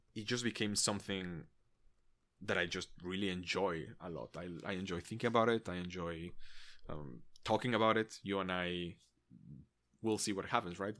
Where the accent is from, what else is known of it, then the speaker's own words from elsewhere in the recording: Mexico; I grew up in Mexico.